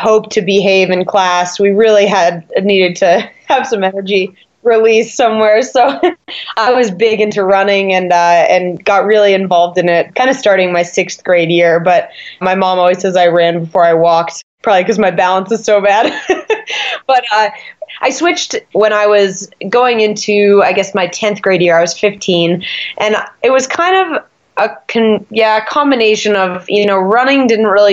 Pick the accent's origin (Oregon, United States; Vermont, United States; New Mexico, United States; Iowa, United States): Vermont, United States; East Montpelier; moved away as an adult; also born or lived in Burke, Vermont; now in Park City, United States; I grew up in Vermont